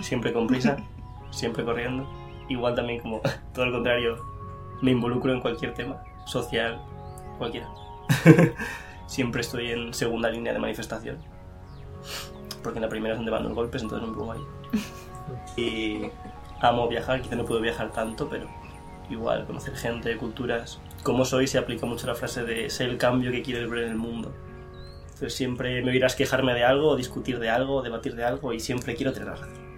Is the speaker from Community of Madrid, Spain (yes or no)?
yes; Madrid, Community of Madrid, Spain; soy de España, de Madrid, del centro